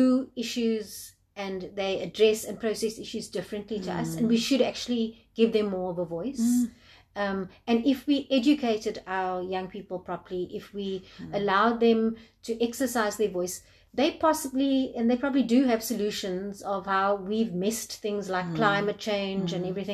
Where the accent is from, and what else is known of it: South Africa